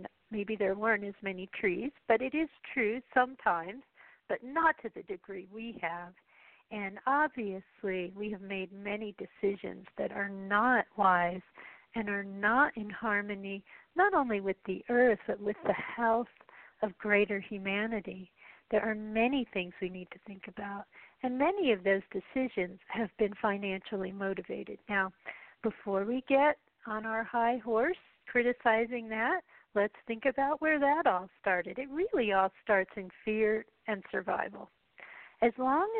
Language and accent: English; United States; as an American